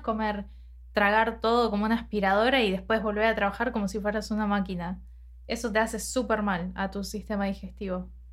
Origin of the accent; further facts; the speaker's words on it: Argentina; nosotros obviamente nacimos y nos criamos en Argentina